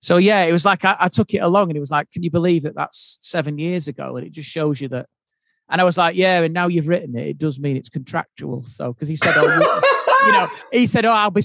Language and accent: English; Yorkshire and the Humber, United Kingdom; being the Yorkshireman